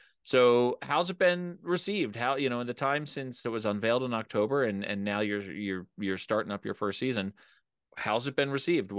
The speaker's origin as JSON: {"language": "English", "town": "Philadelphia", "region": "Pennsylvania", "country": "United States", "moved": "yes", "lives_now": "Colorado, United States", "said": "I'm originally from Philadelphia. I live in Colorado now."}